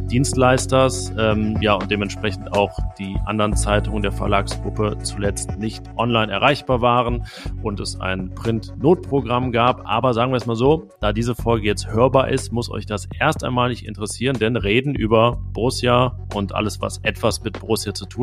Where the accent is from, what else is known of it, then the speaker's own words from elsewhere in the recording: Anrath, North Rhine-Westphalia, Germany; hier in, am Niederrhein gibt es ja viele Rath zum Beispiel, Erkrath oder mein Heimatdorf Anrath.